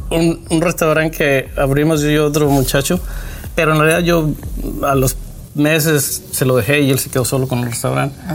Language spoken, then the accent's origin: Spanish; Zacatecas, Mexico; now in United States; De un rancho de Zacatecas